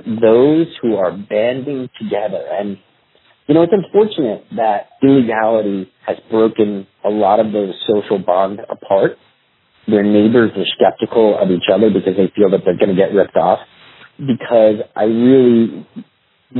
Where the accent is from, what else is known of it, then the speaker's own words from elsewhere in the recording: New York, United States; moved away; I'm from New York, where it's also a melting pot.